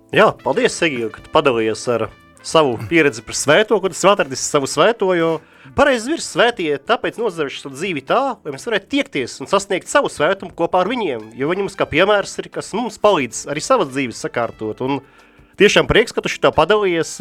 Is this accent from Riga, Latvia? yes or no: no; Ventspils, Kurzeme, Latvia; es esmu pats no Ventspils